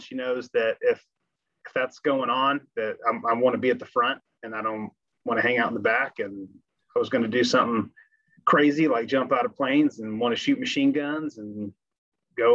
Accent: Grapevine, Texas, United States; So I grew up in Grapevine, Texas, back when it was a small town.

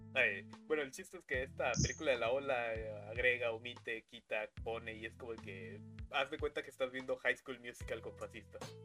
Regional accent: Mexico; aquí en México no se pedía Halloween porque somos mexicanos

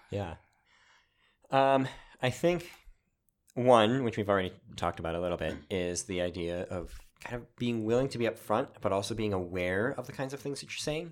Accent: Wisconsin, United States; moved away; I'm from Wisconsin originally

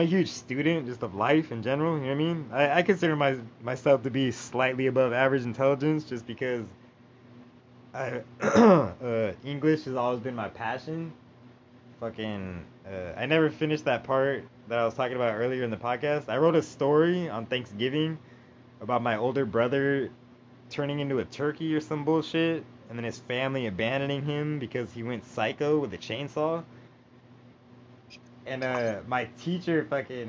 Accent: Rancho Cucamonga, California, United States; also born or lived in Jacksonville, Florida; I grew up in Rancho Cucamonga

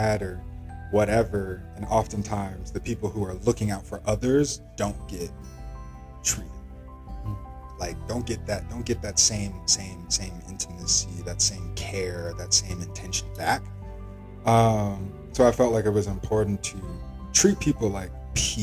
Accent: College Park, Georgia, United States; I am a junior finance major from College Park, Atlanta, Georgia

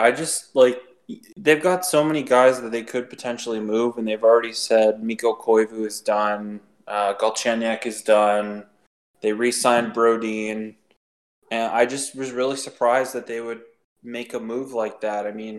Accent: Toronto, Ontario, Canada; I'm from Toronto

